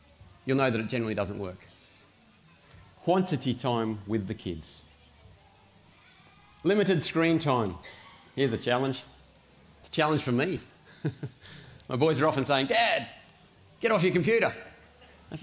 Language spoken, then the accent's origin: English; Australia; for me, as an Australian parent